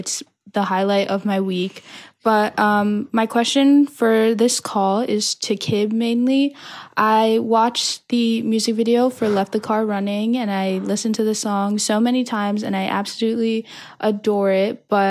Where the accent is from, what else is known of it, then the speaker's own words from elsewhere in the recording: New Jersey, United States; from New Jersey, and I've been a longtime fan of Sugar Pine 7.